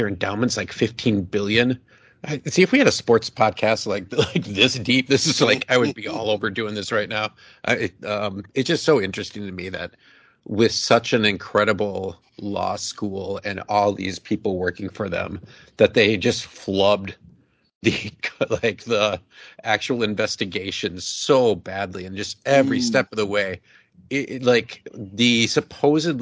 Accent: Chicago, Illinois, United States; It's like my hometown university, like my, you know, aunt like lives right there, my grandma does. Like, you know, that's the Chicago university

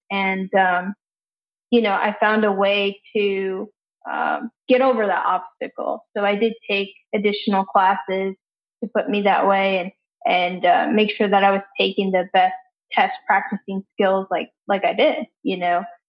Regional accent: San Antonio, Texas, United States; also born or lived in Houston; I'm from San Antonio

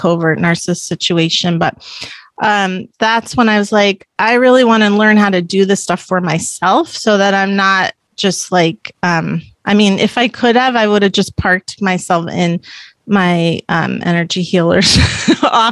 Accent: Palo Alto, California, United States; I am from Palo Alto

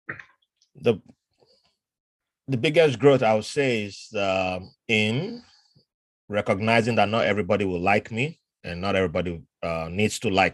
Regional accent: Nigeria; moved away as an adult; also born or lived in Lagos / Ibadan / Virginia; now in United States; I suffered growing up in Nigeria

